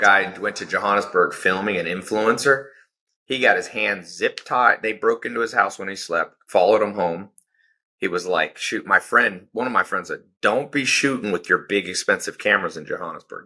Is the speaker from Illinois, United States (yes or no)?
no; Southern California, United States; I was born in Southern California